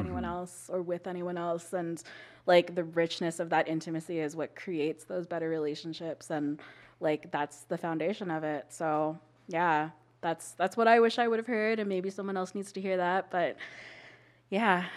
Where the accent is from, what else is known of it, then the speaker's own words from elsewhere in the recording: Calgary, Alberta, Canada; I grew up in Calgary. I was born and raised here